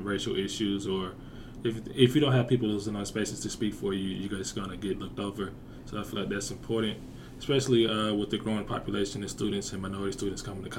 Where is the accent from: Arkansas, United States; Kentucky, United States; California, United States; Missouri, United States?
Arkansas, United States; Bryant; I'm from Bryan, Arkansas